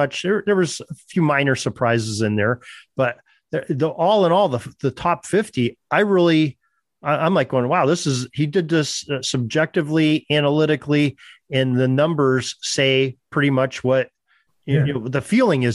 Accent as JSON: {"language": "English", "region": "Western Pennsylvania", "country": "United States", "said": "I'm from Western Pennsylvania"}